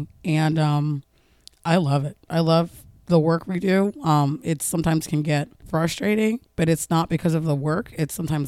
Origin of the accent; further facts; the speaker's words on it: New Jersey, United States; moved away as an adult; now in Baltimore, United States; I'm originally from New Jersey. I moved to Baltimore 4 years ago now.